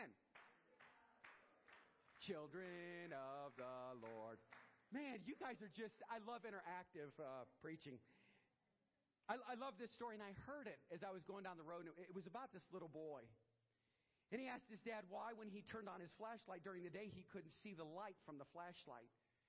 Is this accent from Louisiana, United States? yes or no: yes; Louisiana, United States; now in Aurora, United States; I'm from Louisiana. I came up here, live in Aurora, Ohio, and I took on this job.